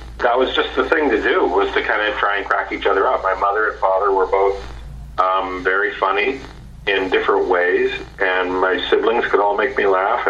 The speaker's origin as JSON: {"language": "English", "region": "small town Saskatchewan", "country": "Canada", "tie": "born or raised there", "moved": "yes", "said": "I grew up in small town Saskatchewan"}